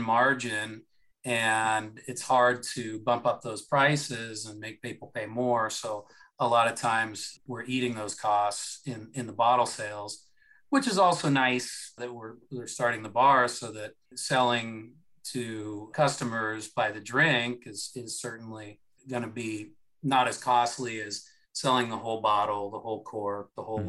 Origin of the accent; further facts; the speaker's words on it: Seattle, Washington, United States; now in Florida, United States; I'm uh, originally from out west. I uh, I'm from the Seattle area